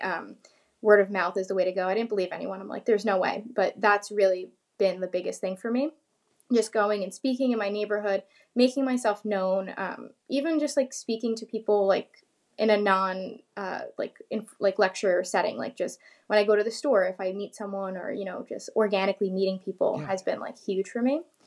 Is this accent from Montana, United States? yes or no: no; New York, United States; I'm from New York